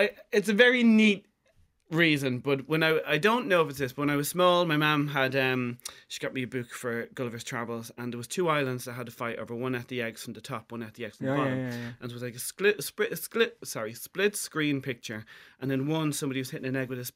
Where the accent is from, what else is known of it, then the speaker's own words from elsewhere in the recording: Ireland; I'm really proud of being Irish